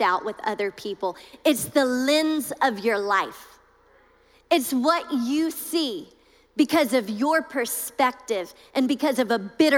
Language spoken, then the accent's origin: English; Louisiana, United States; I'm from Louisiana.